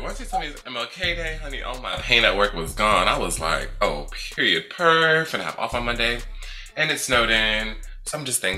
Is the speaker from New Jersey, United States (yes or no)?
yes; New Jersey, United States; moved away; I'm from New Jersey